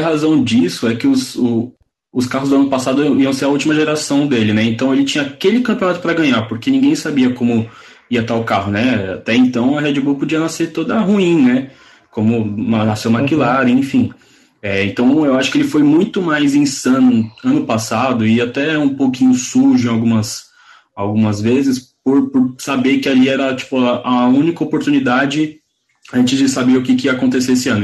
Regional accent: Brazil; eu sou brasileiro

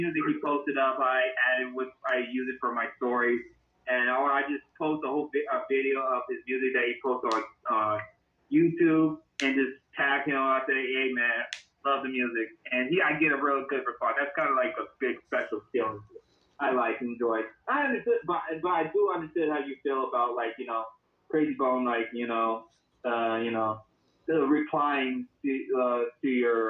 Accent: Cleveland, Ohio, United States; we're not from, like, you know, where everybody's from. We're from Cleveland. Like, we're kind of, like, just stuck in the middle here

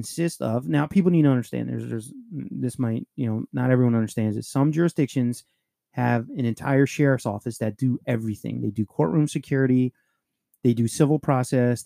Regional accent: Puerto Rico; I'm fucking Puerto Rican

